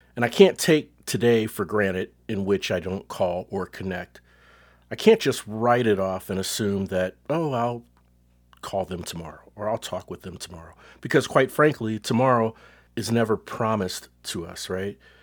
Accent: Cincinnati, Ohio, United States; now in Texas, United States; Cincinnati, my hometown

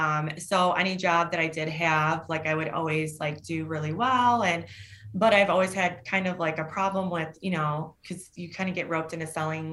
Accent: Ohio, United States; Northwest Ohio.

